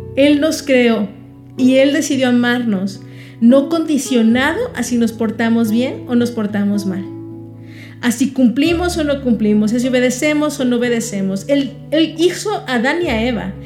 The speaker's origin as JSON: {"language": "Spanish", "country": "Mexico"}